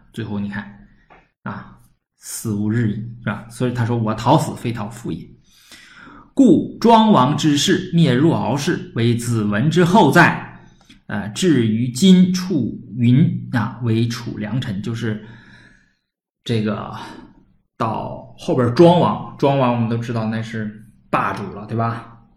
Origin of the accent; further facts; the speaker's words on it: Northeast China, China; accent: Northeastern (Dongbei); 东北口音啊，这个受方言影响很重